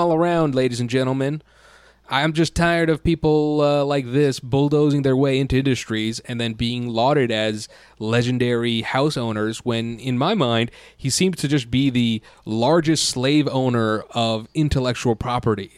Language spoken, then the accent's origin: English; United States; as an American